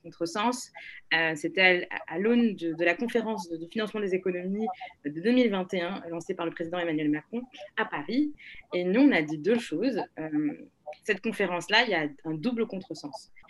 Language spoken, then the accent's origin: French; Lomé, Maritime, Togo; moved away as an adult; now in France; je suis née, j'ai grandi à Lomé.